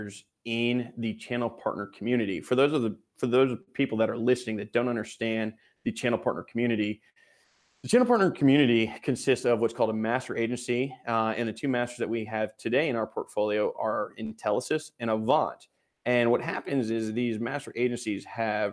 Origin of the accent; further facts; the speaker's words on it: Texas, United States; being a Texan